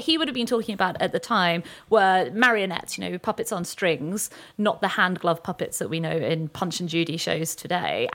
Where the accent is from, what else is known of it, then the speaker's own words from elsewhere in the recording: Weymouth, South West England, United Kingdom; I'm from Weymouth